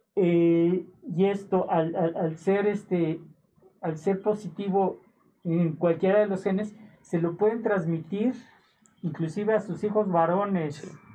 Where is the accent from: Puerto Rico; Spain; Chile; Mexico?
Mexico